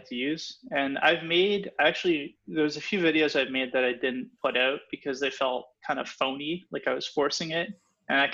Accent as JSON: {"language": "English", "town": "Gatineau", "region": "Quebec", "country": "Canada", "tie": "born or raised there", "also_born_or_lived": "Ottawa", "moved": "yes", "said": "I actually spent my childhood in Quebec. I came from Gatineau."}